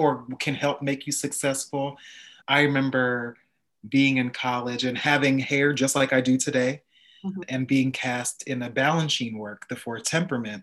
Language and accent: English; Montclair, New Jersey, United States; I grew up in Montclair, New Jersey